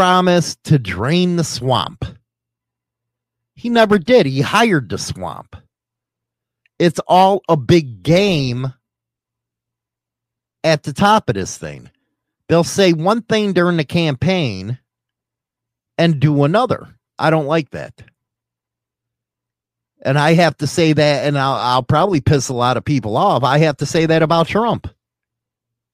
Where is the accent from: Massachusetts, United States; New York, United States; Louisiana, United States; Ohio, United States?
Massachusetts, United States; I'm from Massachusetts, the Kennedy stronghold